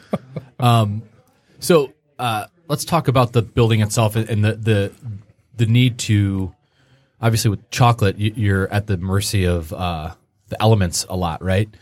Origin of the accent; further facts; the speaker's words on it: Grosse Pointe, Michigan, United States; I grew up in the Grosse Pointe area